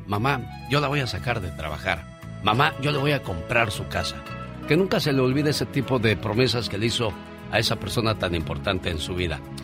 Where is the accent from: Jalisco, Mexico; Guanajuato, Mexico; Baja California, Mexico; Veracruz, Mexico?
Veracruz, Mexico; moved away; un día salí de Veracruz, pero Veracruz nunca salió de mí